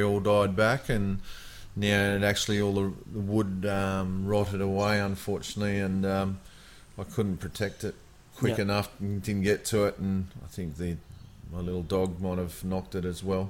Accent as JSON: {"language": "English", "town": "Sydney", "region": "New South Wales", "country": "Australia", "tie": "born or raised there", "said": "growing up in Sydney"}